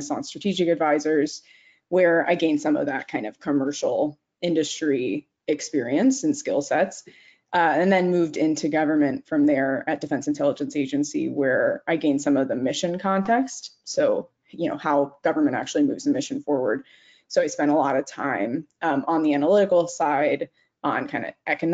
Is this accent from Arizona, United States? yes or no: yes; Arizona, United States; moved away as an adult; also born or lived in New York City; I'm a Southwest baby. So I grew up in Arizona and went to school in New York City.